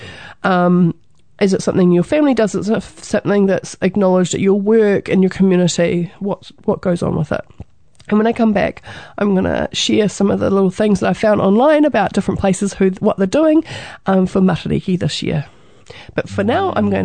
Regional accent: New Zealand; being a Kiwi, being a New Zealander

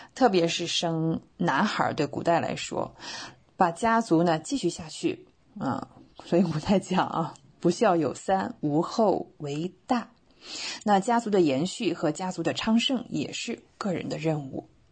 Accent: China; 我们中国人

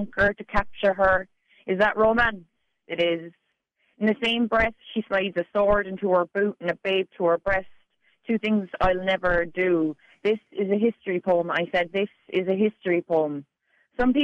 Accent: Bandon, Munster, Ireland; moved away as an adult; now in Dunedin, New Zealand; until very late in life, I was just from Bandon.

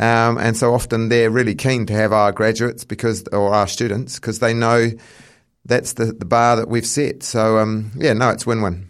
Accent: England, United Kingdom; now in New Zealand; I come from England, so I'm more of a football background

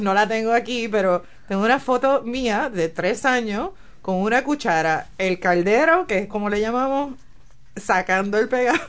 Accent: San Juan, Puerto Rico; moved away as an adult; also born or lived in United States; now in Tauranga, New Zealand; yo soy de la capital, yo soy de San Juan. Este, nací, crecí

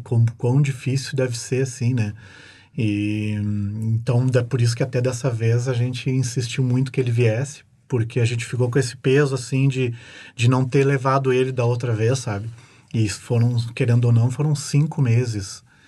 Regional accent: Porto Alegre, Rio Grande do Sul, Brazil; moved away as an adult; now in New Zealand; eu vim de Porto Alegre

